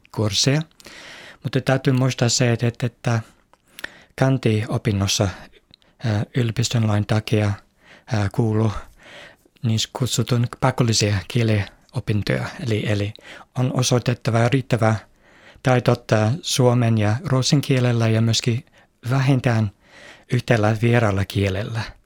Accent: Manchester, North West England, United Kingdom; Finnish is a second language; now in Finland; olen itse kotoisin Manchesterissa

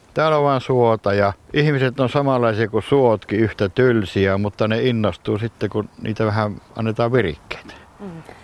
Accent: Oulu, North Ostrobothnia, Finland; also born or lived in North Karelia; now in Pudasjärvi, Finland; mä lapsuuteni veti Oulussa

